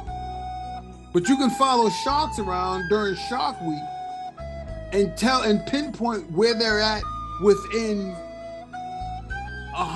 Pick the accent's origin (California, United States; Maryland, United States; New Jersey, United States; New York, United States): New York, United States; we're from New York